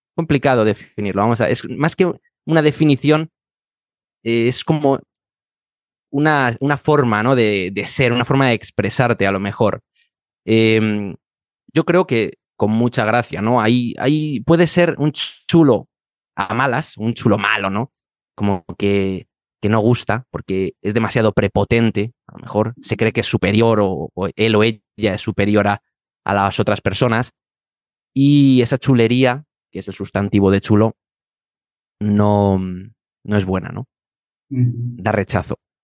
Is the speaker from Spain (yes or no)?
yes; Madrid, Community of Madrid, Spain; profesor certificado de español para extranjeros y soy de Madrid y vivo en Madrid